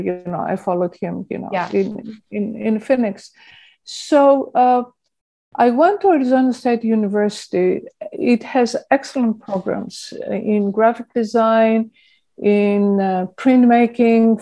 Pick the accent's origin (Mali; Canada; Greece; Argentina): Greece; Athens, Attica; moved away as an adult; also born or lived in England / Portland, Oregon; now in California, United States; I was born in Plaka, in the foothills of Acropolis, literally, in Athens, Greece. And I grew up there and I went to school there.